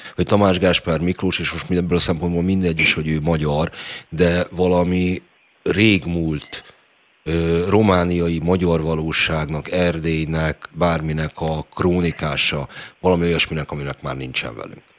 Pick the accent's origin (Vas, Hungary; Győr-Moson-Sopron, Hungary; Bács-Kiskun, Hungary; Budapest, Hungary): Budapest, Hungary; én ugye budapesti vagyok